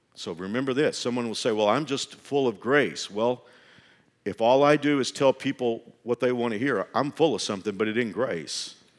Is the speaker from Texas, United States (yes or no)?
yes; Fort Worth, Texas, United States; I grew up in Fort Worth